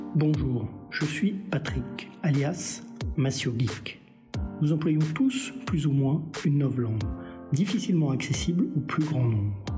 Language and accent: French; France; chez nous, en France